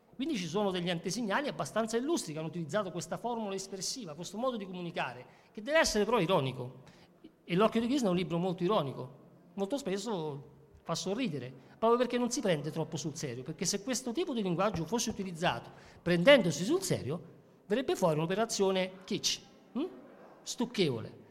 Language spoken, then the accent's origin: Italian; Ciociaria, Lazio, Italy; io sono un mediterraneo a tutti gli effetti, sono un ciociaro addirittura, no? vivo da, vicino a Roma.